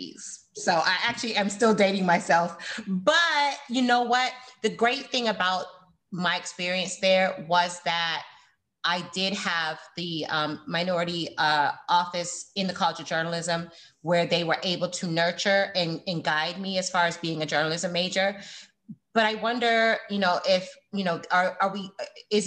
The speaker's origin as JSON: {"language": "English", "town": "Fort Lauderdale", "region": "Florida", "country": "United States", "said": "I was from Fort Lauderdale"}